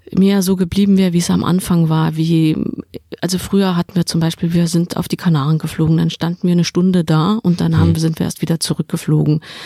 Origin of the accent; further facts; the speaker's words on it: Saarland, Germany; Ich komme aus dem Saarland.